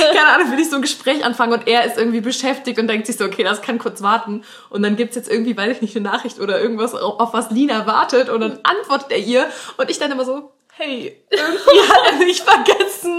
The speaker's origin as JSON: {"language": "German", "town": "Kohlscheid", "region": "North Rhine-Westphalia", "country": "Germany", "said": "Also wir kommen aus Aachen, aber es gibt so ein Vordorf, der heißt ja. Kohlscheid und da kommen wir halt her"}